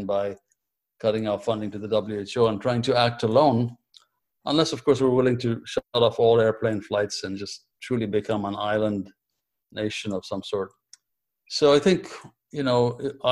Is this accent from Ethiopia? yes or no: yes; Ethiopia; moved away as an adult; I was born in Ethiopia, and I began my medical schooling in Ethiopia before it was interrupted